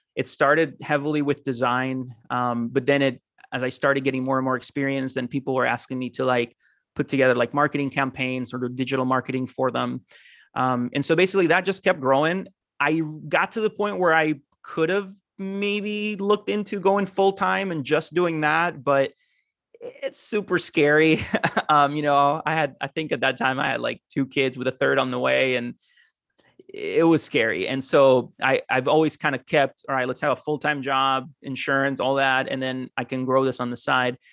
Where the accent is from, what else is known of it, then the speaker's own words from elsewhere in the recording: Costa Rica; moved away as an adult; also born or lived in Argentina / Mount Vernon, Ohio; now in United States; I'm originally from Argentina, um, grew up in Costa Rica, though, and now I live in the U S